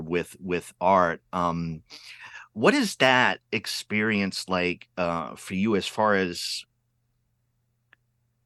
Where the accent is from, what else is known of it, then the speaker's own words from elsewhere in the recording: Pawtucket, Rhode Island, United States; I grew up city kid in Rhode Island